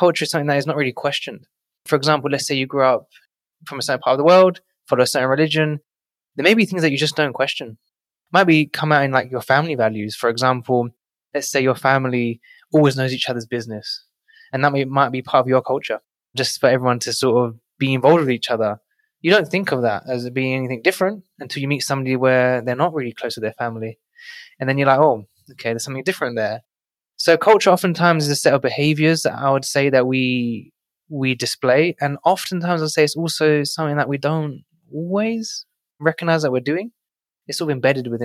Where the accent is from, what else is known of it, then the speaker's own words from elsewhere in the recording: London, United Kingdom; now in New York City, United States; growing up in one of London's most financially deprived